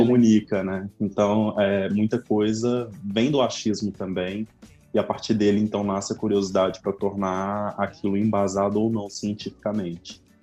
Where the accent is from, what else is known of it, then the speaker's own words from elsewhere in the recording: Betim, Minas Gerais, Brazil; assim como o Matheus, eu também sou daqui de Betim